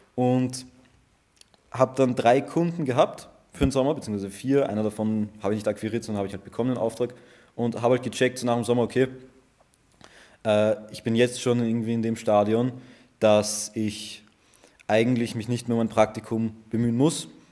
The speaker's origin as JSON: {"language": "German", "region": "Vienna", "country": "Austria", "said": "ich bin aus Österreich, aus Wien."}